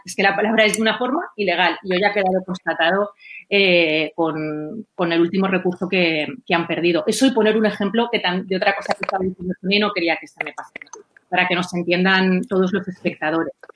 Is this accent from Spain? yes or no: yes; Castellón de la Plana, Valencian Community, Spain; yo soy de Castellón